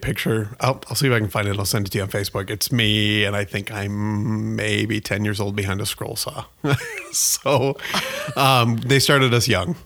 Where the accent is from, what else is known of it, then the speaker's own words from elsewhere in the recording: Columbus, Nebraska, United States; moved away as an adult; now in Omaha, United States; I am from Columbus, Nebraska, so about an hour forty-five west of here.